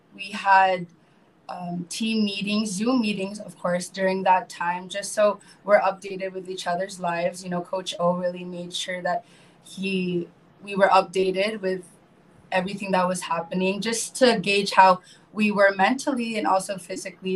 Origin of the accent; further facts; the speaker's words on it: Marin County, north of San Francisco, California, United States; moved away as an adult; now in Philippines; I grew up um, in the States, uh, north of San Francisco, called uh, Marin County.